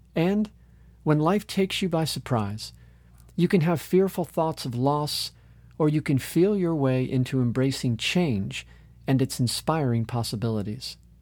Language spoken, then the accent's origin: English; Orlando, Florida, United States; my hometown of Orlando, Florida